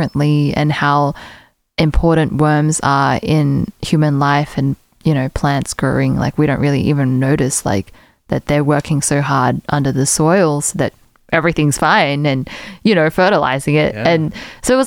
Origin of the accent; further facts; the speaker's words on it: South Africa; moved away; also born or lived in Australia; When I was a kid, I grew up in South Africa.